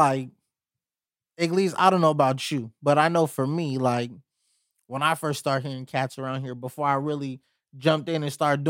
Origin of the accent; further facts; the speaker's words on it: Pomona, California, United States; I'm from Pomona, I know.